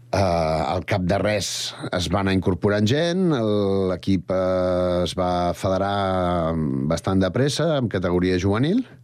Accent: Sant Cugat del Vallès, Catalonia, Spain; la majoria som del barri de la Floresta, que és un barri de Sant Cugat

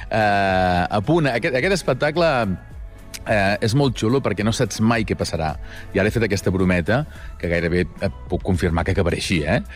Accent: Girona, Catalonia, Spain; com som els catalans, Ehm, com som els de Girona...

